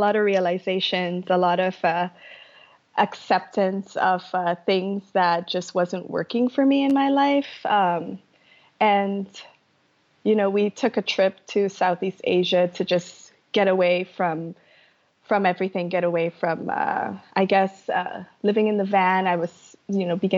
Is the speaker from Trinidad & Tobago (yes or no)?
yes; Trinidad & Tobago; moved away as an adult; now in United States; I grew up in Trinidad in the Caribbean and I had a really tough upbringing